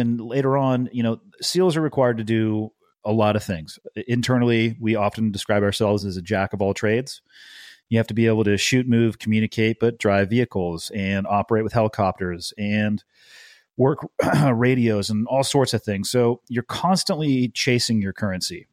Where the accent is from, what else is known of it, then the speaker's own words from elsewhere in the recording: Santa Cruz, California, United States; I grew up in a surfer town. Uh, it's in the Monterey Bay. It's called Santa Cruz